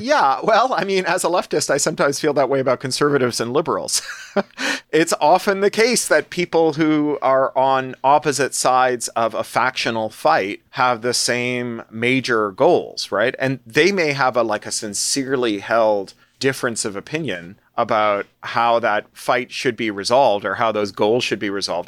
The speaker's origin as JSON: {"language": "English", "town": "Toronto", "region": "Ontario", "country": "Canada", "tie": "born or raised there", "also_born_or_lived": "London, United Kingdom", "moved": "yes", "lives_now": "California, United States", "said": "I was born in Toronto"}